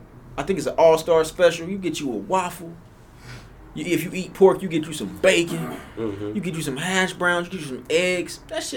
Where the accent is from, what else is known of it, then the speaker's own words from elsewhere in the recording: North Carolina, United States; moved away as an adult; also born or lived in Fayetteville, North Carolina / Charlotte, North Carolina; now in California, United States; But I'm from North Carolina.